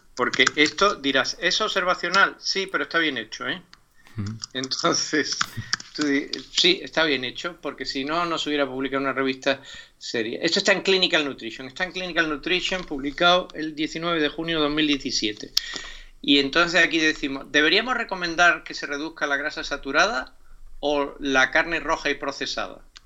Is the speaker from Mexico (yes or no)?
no; Málaga, Andalusia, Spain; soy malagueño